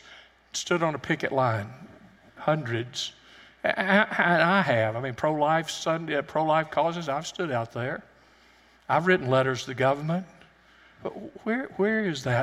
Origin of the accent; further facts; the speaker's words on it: United States; also born or lived in Alabama / Tennessee; I grew up in Alabama and Tennessee